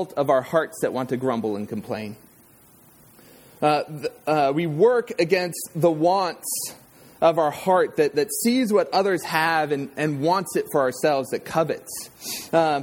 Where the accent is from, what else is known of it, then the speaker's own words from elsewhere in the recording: Southern California, United States; I grew up in Southern California